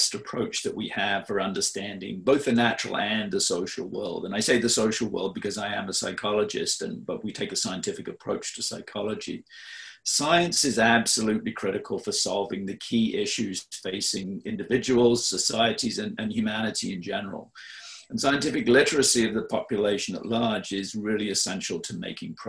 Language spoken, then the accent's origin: English; England, United Kingdom; I grew up in England, in the UK